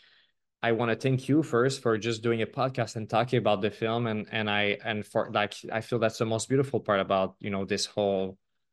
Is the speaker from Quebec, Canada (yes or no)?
yes; Quebec, Canada; I'm from Quebec